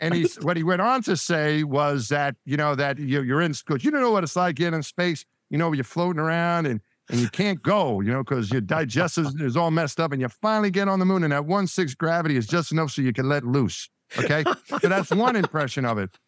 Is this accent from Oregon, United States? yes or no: no; Franklin Square, New York, United States; I grew up just outside of Queens. in, uh, in Franklin Square is the town I grew up in, and that was my world until I went to college